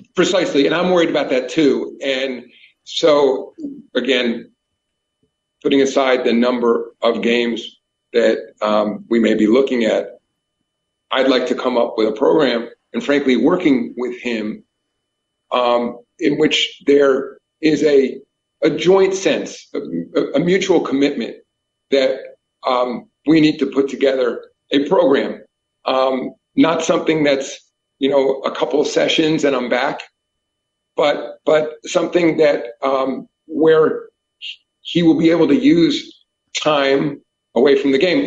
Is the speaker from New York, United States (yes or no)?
yes; New York, United States; I grew up in New York